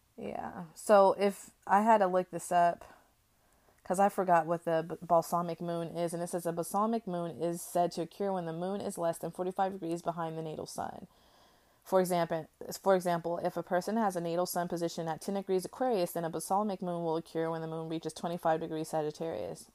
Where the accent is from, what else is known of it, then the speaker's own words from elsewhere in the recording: United States; as an American